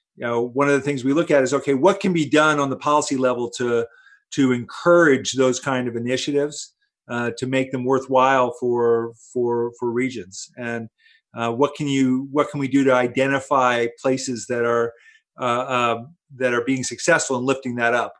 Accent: Princeton, New Jersey, United States; I grew up here in Princeton, and uh, my family's been here since since 1960

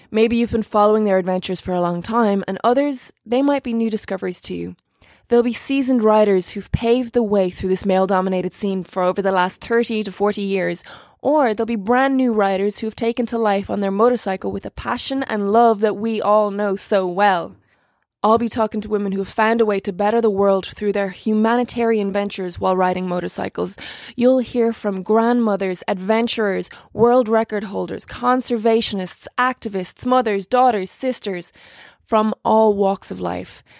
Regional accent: Ireland; I'm an Irish actress

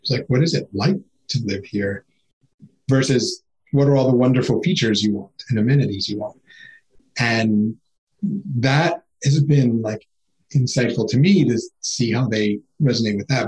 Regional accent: New York City, New York, United States; growing up in Queens was amazing

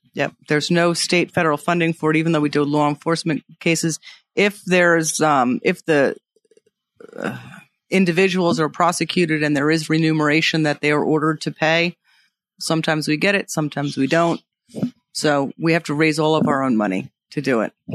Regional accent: Long Island, New York, United States; also born or lived in Manhattan; I grew up on Long Island, so I gr, and I grew up riding horses

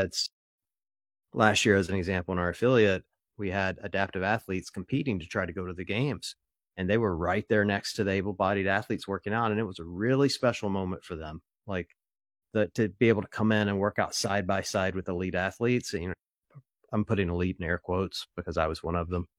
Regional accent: Ohio, United States; I'm from Ohio.

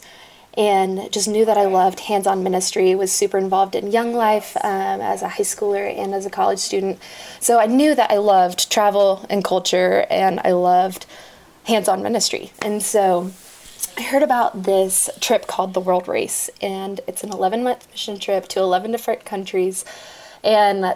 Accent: Dallas, Texas, United States; also born or lived in Fort Worth, Texas; I'm originally from Dallas, Texas

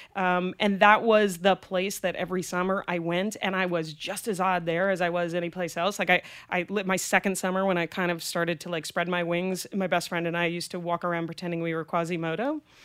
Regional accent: Greenwich, Connecticut, United States; also born or lived in Manhattan, New York / Boston, Massachusetts; I actually went to junior high and high school in Greenwich, Connecticut

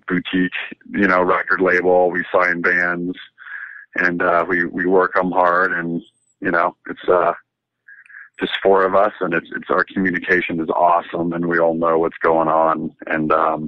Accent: California, United States; also born or lived in Riverside; The upbringing was, grew up in Southern California. I was born in Riverside, lived there for like a year while my dad was in residency. Then we moved to Scripps Ranch outside of San Diego for a few years.

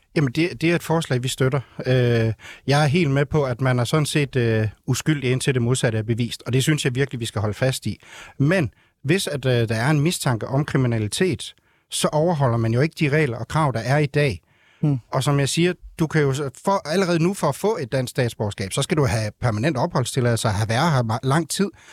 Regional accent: North Jutland, North Denmark Region, Denmark; now in Ringkøbing, Denmark; jeg er født og opvokset i Nordjylland

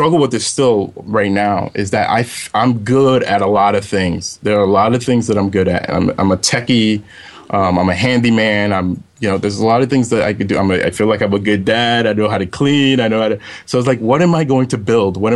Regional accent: New York City, New York, United States; I grew up in Brooklyn, New York. So in the area called Flatbush

